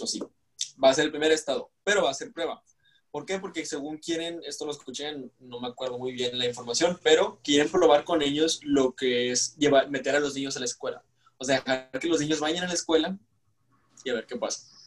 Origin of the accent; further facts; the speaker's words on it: Nuevo León, Mexico; somos de Nuevo León